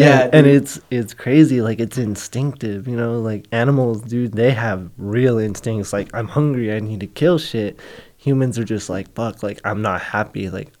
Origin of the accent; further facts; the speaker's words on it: Oxnard, California, United States; everybody around me growing up in Oxnard, everything was being tough.